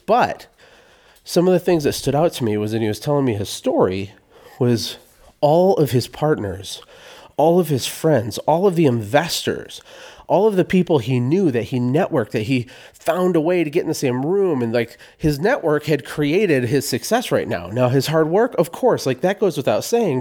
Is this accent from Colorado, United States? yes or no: no; Genesee, Michigan, United States; moved away; also born or lived in Flint, Michigan; I was born in Flint, Michigan. I was never raised in downtown Flint in the city proper. We were in a little town outside of Flint, kind of a pretty low-income town called Genesee, Michigan